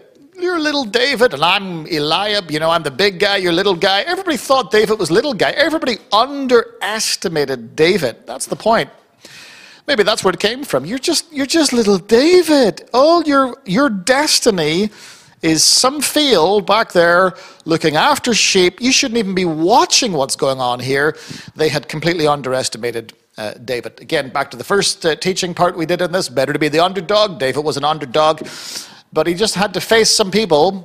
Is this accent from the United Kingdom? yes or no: no; Ireland; I'm Irish. Listen, I love a good fight. It's in my bones, it's in my blood. I'm Irish